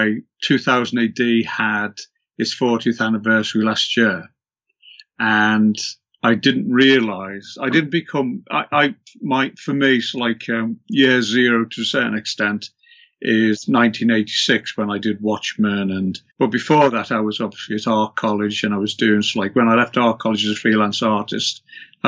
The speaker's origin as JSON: {"language": "English", "town": "Liverpool", "region": "North West England", "country": "United Kingdom", "tie": "born or raised there", "also_born_or_lived": "London", "moved": "as an adult", "said": "I went to a college in just in Merseyside, just outside of Liverpool, and which is my hometown."}